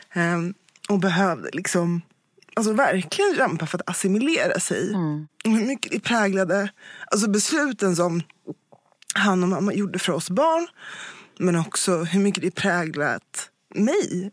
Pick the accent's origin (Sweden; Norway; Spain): Sweden; Jag, jag är född här i Sverige